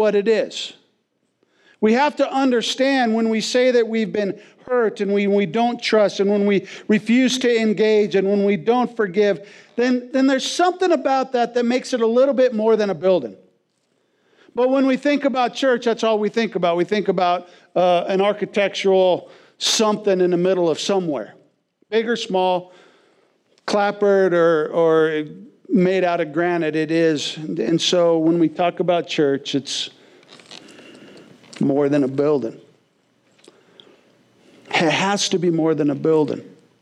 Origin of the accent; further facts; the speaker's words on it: West Coast, United States; moved away as an adult; growing up on the West Coast